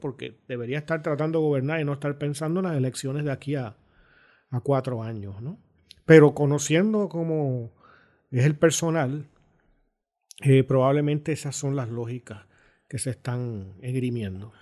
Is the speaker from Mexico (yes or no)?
no; Puerto Rico; me puedo sentir orgulloso de que eso existe en mi país